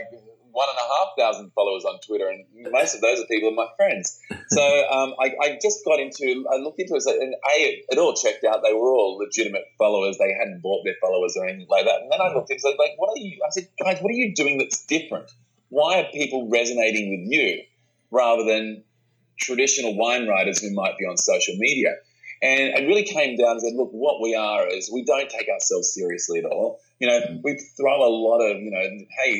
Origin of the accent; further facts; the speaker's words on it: Australia; we are Australian wine writers